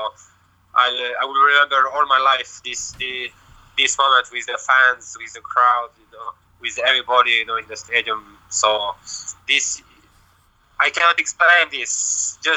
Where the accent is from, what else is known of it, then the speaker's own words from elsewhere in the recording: Lyon, Auvergne-Rhône-Alpes, France; English is a second language; also born or lived in Marseille, France; me I'm born in France in not Marseille but uh, Lyon the city is Lyon and uh, so I have uh, I have two nationality: France and Serbia I grew, I grew up in France and I as well, of course, I speak French and uh, even Serbian.